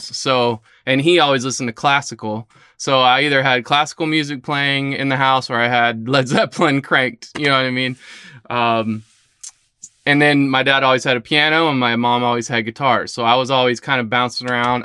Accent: Lakeland, Florida, United States; also born or lived in St. Petersburg, Florida; I was born in Saint Pete and, uh, but have pretty much been raised in Lakeland.

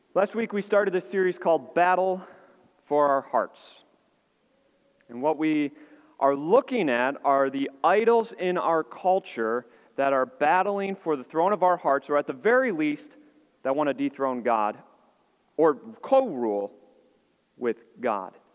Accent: Illinois, United States; moved away; I grew up in Illinois, and so we had snow

